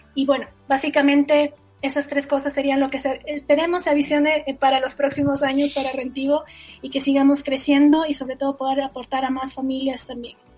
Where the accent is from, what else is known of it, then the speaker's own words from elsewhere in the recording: Ecuador; soy ecuatoriana